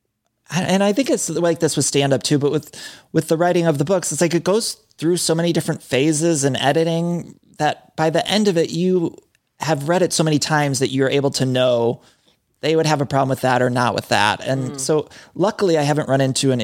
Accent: Midwest, United States; growing up in the Midwest

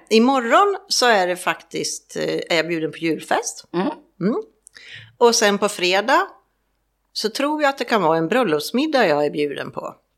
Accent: Stockholm, Stockholm County, Sweden; moved away as an adult; also born or lived in Mallorca; now in Palma, Spain; jag åker ju hem på tisdag mm. och firar jul hemma i Stockholm

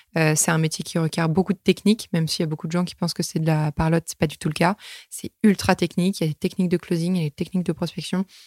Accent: Normandy, France; moved away; moi, je suis née en Normandie

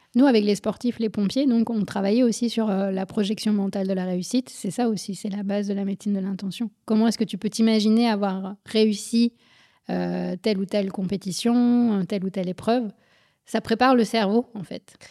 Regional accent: Paris suburbs, Île-de-France, France; moved away; also born or lived in Berlin, Germany / Guadeloupe; J'ai grandi en France, en banlieue parisienne, puis à Berlin

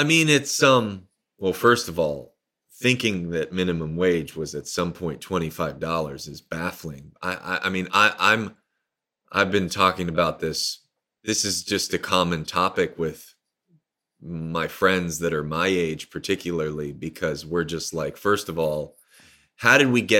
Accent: New York City, New York, United States; I grew up in Brooklyn and middle class, I'd say.

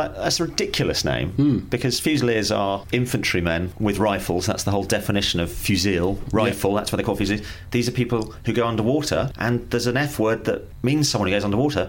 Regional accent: London, United Kingdom; I'm from North London. I can just walk down Holloway Road.

